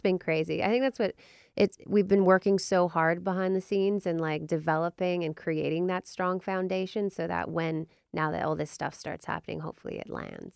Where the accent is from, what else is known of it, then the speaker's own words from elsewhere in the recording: Vancouver, British Columbia, Canada; moved away as an adult; now in Nashville, United States; we're from Vancouver, British Columbia, but we've been in Nashville for the last four years